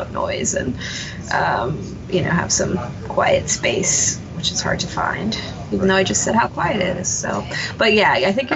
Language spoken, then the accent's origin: English; San Antonio, Texas, United States; moved away; I'm from San Antonio, and I started working at the San Antonio